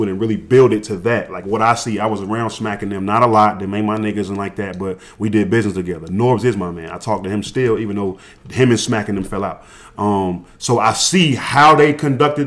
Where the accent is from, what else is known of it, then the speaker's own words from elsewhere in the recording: an hour and a half outside of Atlanta, Georgia, United States; moved away; We grew up an hour and a half outside of Atlanta. I happened to be back in my hometown